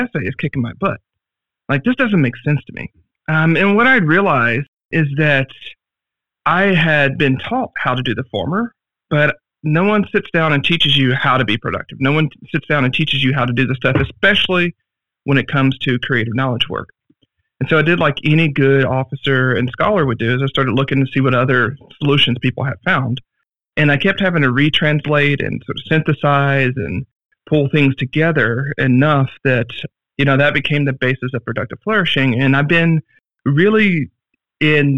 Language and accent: English; Arkansas, United States; I grew up in Arkansas